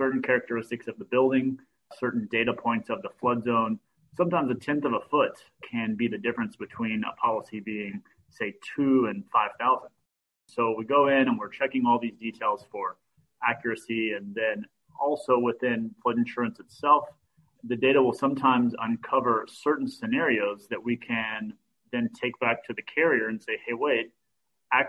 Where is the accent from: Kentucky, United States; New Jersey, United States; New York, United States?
Kentucky, United States; now in Florida, United States; I grew up in Kentucky and knew nothing about flood zones, but I was in the tennis industry and that's what brought me to Florida